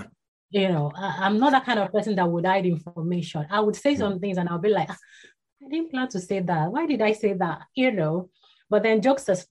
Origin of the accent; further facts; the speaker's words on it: Ibadan, Oyo, Nigeria; was born and bred in Ibadan. That's in Nigeria.